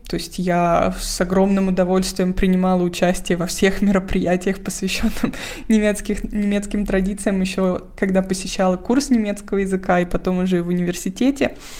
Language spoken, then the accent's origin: Russian; Moscow, Russia; moved away as an adult; now in Germany; вся моя семья в Москве, я из Москвы